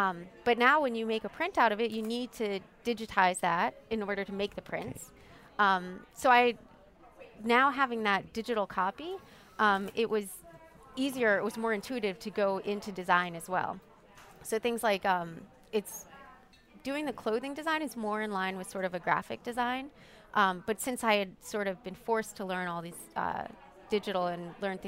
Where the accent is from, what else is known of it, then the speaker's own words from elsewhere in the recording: Washington, District of Columbia, United States; born there; also born or lived in Pennsylvania; So I was born up in D.C. and then spent a lot of time here as a kid growing up in Mardi Gras and everything. So I moved back here full time, I guess, about 6 or 7 years ago.